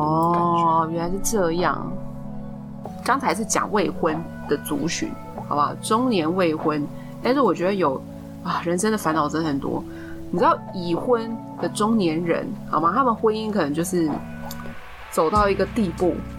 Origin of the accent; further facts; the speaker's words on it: Taiwan; 我是台湾土生土长的代表A小姐